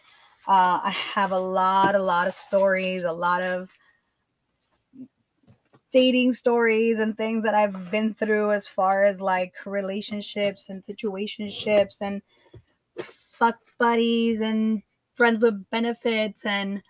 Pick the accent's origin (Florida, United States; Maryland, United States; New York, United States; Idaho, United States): Florida, United States; Miami; also born or lived in Nicaragua; I was born in Miami. I grew up here, even though I did spend a lot of my time in Nicaragua